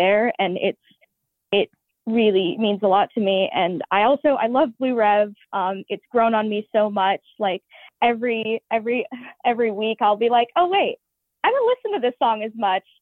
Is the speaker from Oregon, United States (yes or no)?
yes; Portland, Oregon, United States; I'm from Portland, Oregon, and I'm almost 18.